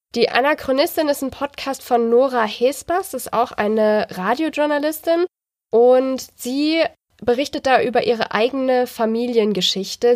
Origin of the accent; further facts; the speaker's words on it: Baden-Württemberg, Germany; wie Gemeinschaftskunde hieß das bei uns in Baden-Württemberg